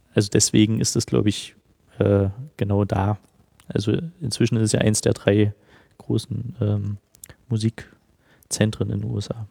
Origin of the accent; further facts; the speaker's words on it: Halle, Saxony-Anhalt, Germany; moved away as an adult; also born or lived in Nashville; now in Dresden, Germany; Ich komme ursprünglich aus Halle, bin 2001 nach Dresden gegangen äh, zum Studium